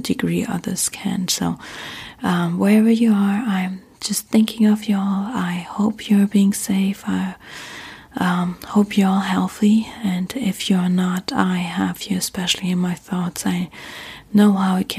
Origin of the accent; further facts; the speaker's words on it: Germany; accent: German; English is a second language; moved away as an adult; now in United States; I'm originally from Germany, have been living in the US now for 10 years